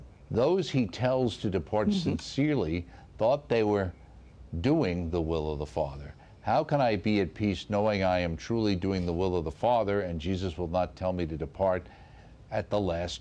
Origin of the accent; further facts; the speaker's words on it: New York, United States; accent: New York; my New York accent